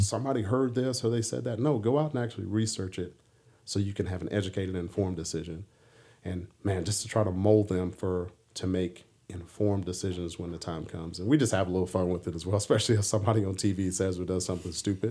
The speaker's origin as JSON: {"language": "English", "town": "Washington", "region": "District of Columbia", "country": "United States", "tie": "born or raised there", "moved": "yes", "said": "as a young punk kid growing up in D C"}